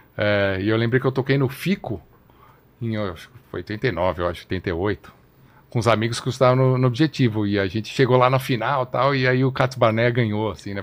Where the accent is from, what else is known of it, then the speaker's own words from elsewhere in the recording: São Paulo, Brazil; also born or lived in Rio de Janeiro; Eu nasci no Rio de Janeiro. É, e com dois anos meus pais vieram para São Paulo, então cresci em São Paulo.